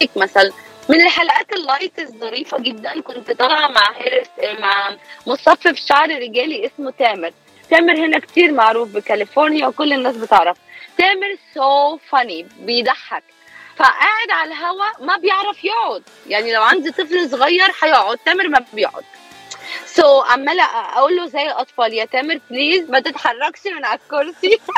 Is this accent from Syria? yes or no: no; Egypt; moved away as an adult; also born or lived in Alexandria, Egypt; now in California, United States; إعلامية مصرية آه، بقالي 11 سنة هون بأمريكا